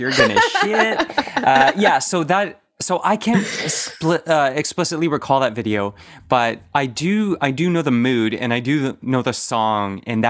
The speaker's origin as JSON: {"language": "English", "town": "Oakville", "region": "Ontario", "country": "Canada", "tie": "born or raised there", "said": "I'm from Oakville."}